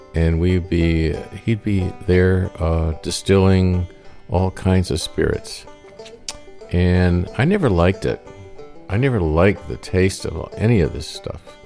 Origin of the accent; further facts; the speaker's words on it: Maine, United States; also born or lived in Detroit, Michigan; we lived in Maine and we came from Detroit, and I was born in Detroit